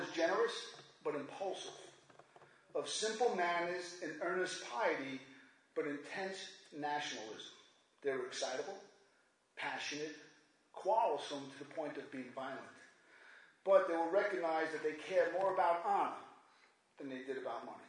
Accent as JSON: {"language": "English", "town": "New York City", "region": "New York", "country": "United States", "said": "I'm doing okay from Brooklyn over here"}